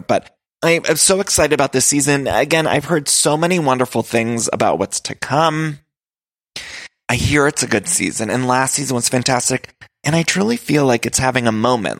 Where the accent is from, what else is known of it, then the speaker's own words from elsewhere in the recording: Ohio, United States; moved away as an adult; now in Los Angeles, United States; I was the only one living at the house. It was fall, autumn, Ohio